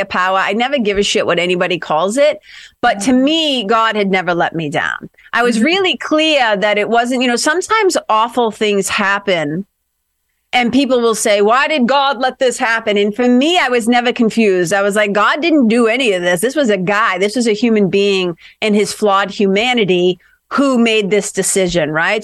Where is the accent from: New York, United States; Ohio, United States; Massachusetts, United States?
Massachusetts, United States; Lawrence; moved away as an adult; also born or lived in Boston, United States / Los Angeles, United States; I grew up in Lawrence, Mass, which is a little immigrant city, about 30 miles, tough little city, about 30 miles north of Boston